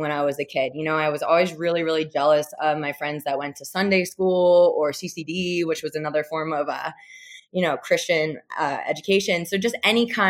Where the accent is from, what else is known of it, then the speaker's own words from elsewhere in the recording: Jackson, New Jersey, United States; now in Boulder, United States; I was born and raised in New Jersey, in central Jersey, Jackson